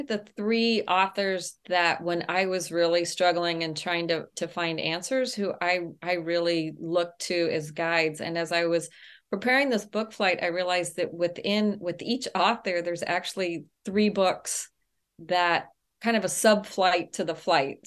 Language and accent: English; El Paso, Texas, United States; I grew up in El Paso, Texas, and I have vivid memories of my mother taking us to the public library